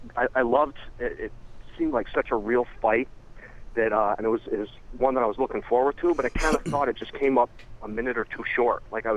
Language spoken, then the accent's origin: English; Western Massachusetts, United States; I'm from Western Mass.